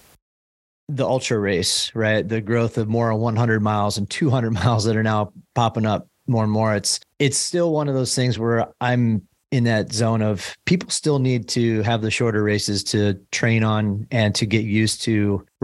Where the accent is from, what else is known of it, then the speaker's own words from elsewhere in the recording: Midwest, United States; now in San Diego, United States; I'm originally from the Midwest